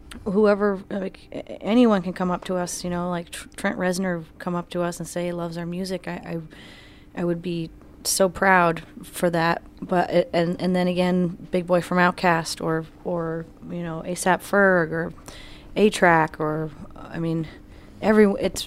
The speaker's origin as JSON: {"language": "English", "town": "Greenwich", "region": "New York", "country": "United States", "said": "where we're from"}